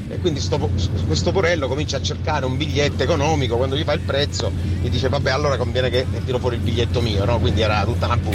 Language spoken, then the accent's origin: Italian; Catania, Sicily, Italy; now in Rome, Italy; ora abito a Roma, però insomma sono di Catania